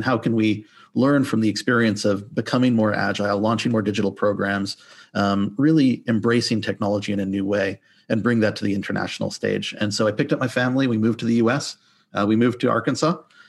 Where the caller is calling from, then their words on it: Toronto, Ontario, Canada; So I am currently Zooming in from the lovely Toronto, Canada